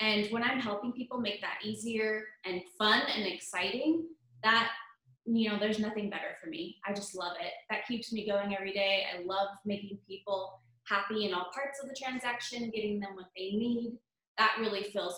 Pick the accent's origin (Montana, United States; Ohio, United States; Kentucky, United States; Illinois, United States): Montana, United States; moved away as an adult; also born or lived in Denver, Colorado; Born and raised in Montana, I spent a few years selling real estate in Denver